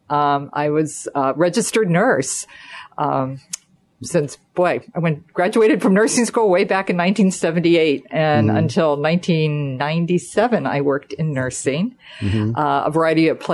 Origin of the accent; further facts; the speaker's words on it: Somerset County, Pennsylvania, United States; moved away as an adult; also born or lived in York, Pennsylvania; now in Mechanicsburg, United States; I'm from Somerset County, a little town called Freedons, Pennsylvania.